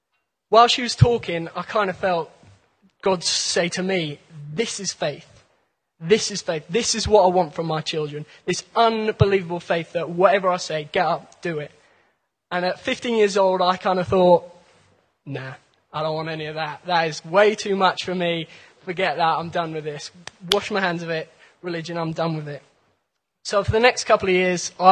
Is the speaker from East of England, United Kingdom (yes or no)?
yes; Cambridge, East of England, United Kingdom; I come from Cambridge, England